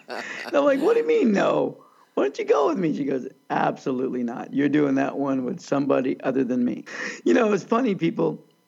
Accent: Redondo Beach, California, United States; I'm from Redondo Beach, California, home of the beach that never gets above 72 or 73 degrees

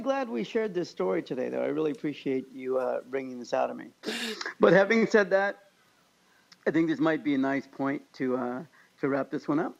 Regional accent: Kansas, United States; now in California, United States; I grew up in Kansas where you do say hi to everybody on the sidewalk

